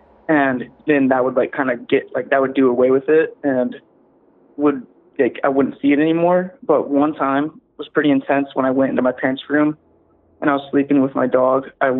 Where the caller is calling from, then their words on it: Virginia Beach, Virginia, United States; … from Virginia Beach, Virginia.